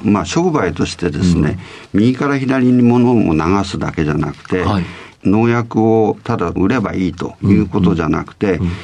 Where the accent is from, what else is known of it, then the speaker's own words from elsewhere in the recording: Hirosaki, Aomori, Japan; 生まれはですね、青森県の弘前なんですけど、はい、えー、ちょうどりんごの木の下で生まれました。